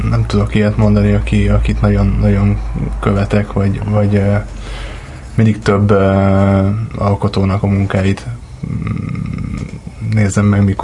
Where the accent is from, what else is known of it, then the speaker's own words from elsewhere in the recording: Miskolc, Borsod-Abaúj-Zemplén, Hungary; Igazából Miskolcon születtem, és uh, itt is nőttem